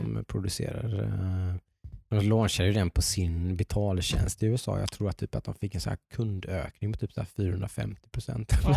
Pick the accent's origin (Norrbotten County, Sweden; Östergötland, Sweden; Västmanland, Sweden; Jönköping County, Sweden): Jönköping County, Sweden; Nässjö; i Nässjö där jag kommer ifrån